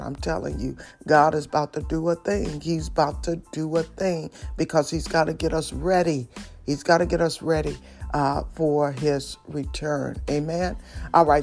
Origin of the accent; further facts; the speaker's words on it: Detroit, Michigan, United States; I'm from Detroit City